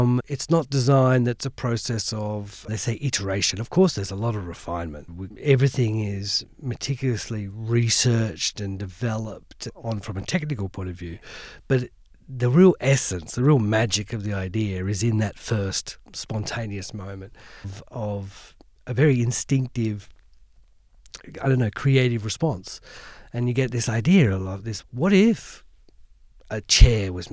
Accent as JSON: {"language": "English", "town": "Hobart", "region": "Tasmania", "country": "Australia", "tie": "born or raised there", "moved": "yes", "lives_now": "London, United Kingdom", "said": "I grew up in Hobart in the city"}